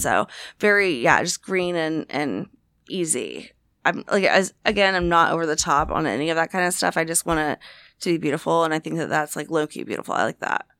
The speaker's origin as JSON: {"language": "English", "town": "Jacksonville", "region": "Florida", "country": "United States", "tie": "born or raised there", "said": "my hometown in Duval, Jacksonville, Florida"}